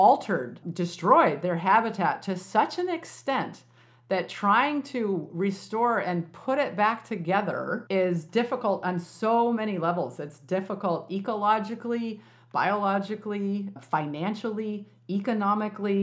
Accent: Illinois, United States; when I was a kid growing up, you know, in Illinois, which was farm country

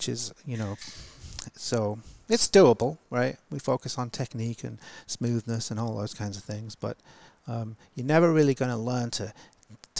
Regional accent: Yorkshire and the Humber, United Kingdom; moved away; I grew up in Yorkshire, in England

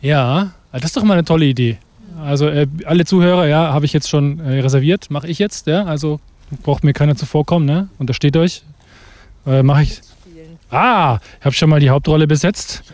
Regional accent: Münchberg, Bavaria, Germany; Ich bin gebürtiger Münchberger

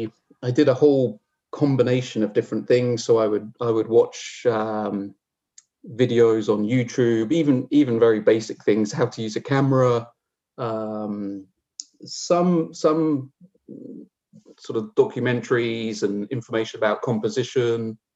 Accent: England, United Kingdom; also born or lived in Newcastle; I'm originally from Newcastle in the UK, though I don't have too much of an accent. As part of my sort of nomadic existence, I grew up on the south coast of England.

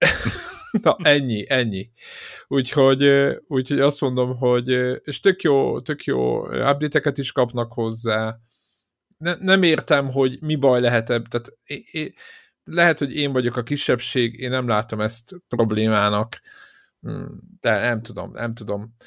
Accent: Szeged, Csongrád-Csanád, Hungary; mi szegediek vagyunk

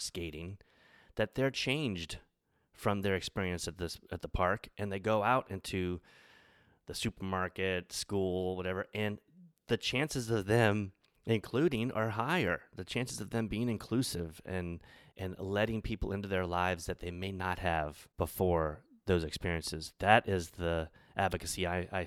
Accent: Louisiana, United States; I grew up in Louisiana where skateboarding wasn't a thing

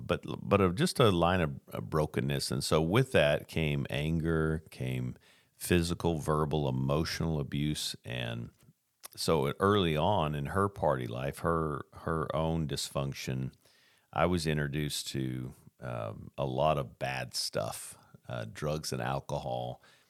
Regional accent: Tacoma, Washington, United States; born there; I was born in Tacoma, Washington

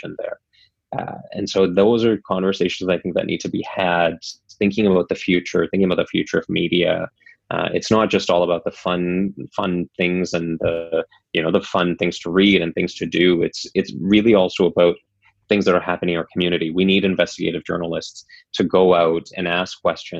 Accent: North Shore, British Columbia, Canada; I grew up on the North Shore, and the North Shore News was one of my favorite outlets

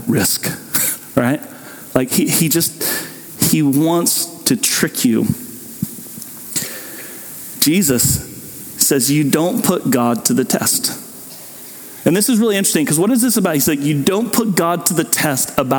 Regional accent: Southwest Kansas, United States; old ladies I grew up with in Southwest Kansas

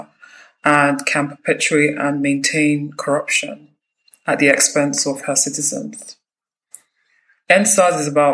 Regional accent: Nigeria; I'm from Nigeria.

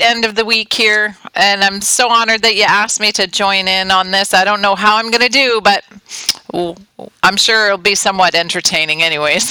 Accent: Calgary, Alberta, Canada; moved away as an adult; now in Udhailiyah, Saudi Arabia; we're from Canada. I was born and raised in Calgary

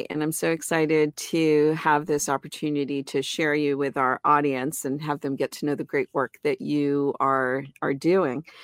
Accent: Cleveland, Ohio, United States; born or raised there

